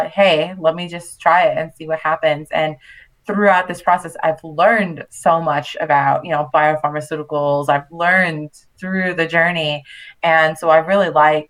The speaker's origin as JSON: {"language": "English", "town": "New York City", "region": "New York", "country": "United States", "tie": "born or raised there", "also_born_or_lived": "Manhattan / Long Island / Puerto Rico (family)", "moved": "as an adult", "lives_now": "France", "said": "I was born and raised in Brooklyn, so definitely grew up on hip hop and R&B"}